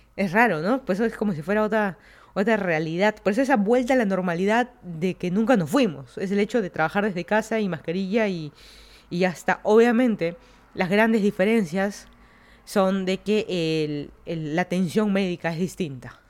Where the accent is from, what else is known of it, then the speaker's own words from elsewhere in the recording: Lima, Peru; moved away as an adult; also born or lived in Miami, United States / Virginia, United States; now in Fairfax County, Virginia, United States; yo soy de Lima, Perú, me mudé a Estados Unidos ya hace más de cuatro años